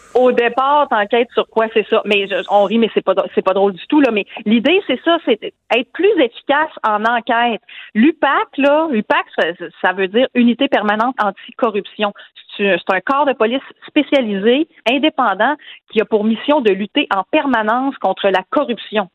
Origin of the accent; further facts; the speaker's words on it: Quebec City, Quebec, Canada; moi, je viens de Québec, je vous l'ai dit, j'ai grandi sur la rive sud et dans Louis-Hébert, en banlieue ouest de Québec